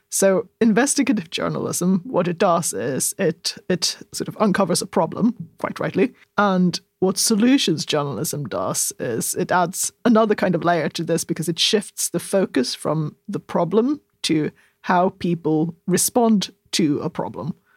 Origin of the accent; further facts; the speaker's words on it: southern Sweden, Sweden; I'm such a southerner